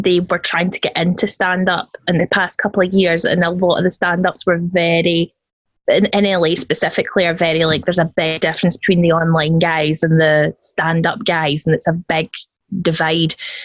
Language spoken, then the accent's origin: English; Scotland, United Kingdom; I am Scottish